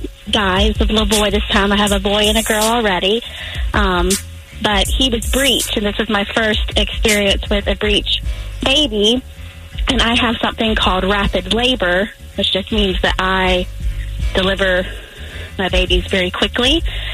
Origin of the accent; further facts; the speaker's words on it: Florence, South Carolina, United States; Well, first of all, Kelly, I'm from Florence, too.